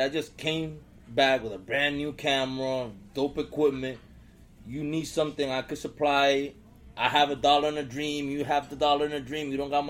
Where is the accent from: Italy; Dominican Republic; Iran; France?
Dominican Republic; Santo Domingo; born or raised there; moved away as an adult; now in United States